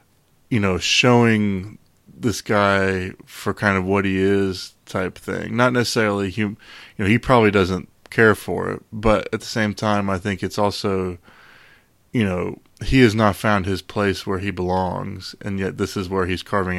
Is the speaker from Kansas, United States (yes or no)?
no; Virginia, United States; growing up in the Virginia area, we know about how Dan Snyder is as owner of the Redskins and how ridiculous he is.